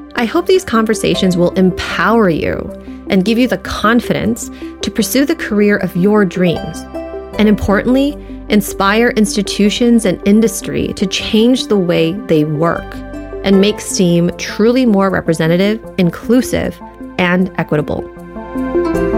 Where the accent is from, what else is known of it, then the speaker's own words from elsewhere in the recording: United States; being Asian American